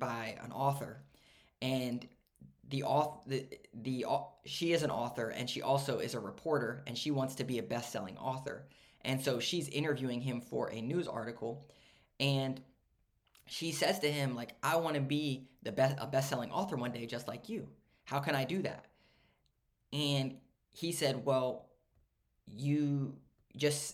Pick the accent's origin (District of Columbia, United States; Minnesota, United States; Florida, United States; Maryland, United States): Maryland, United States; also born or lived in Pittsburgh; I grew up in Maryland